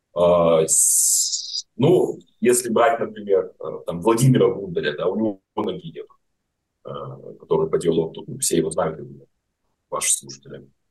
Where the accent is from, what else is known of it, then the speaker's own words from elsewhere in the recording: Grodno, Grodno Region, Belarus; moved away as an adult; обратно в Гродно, мой родной город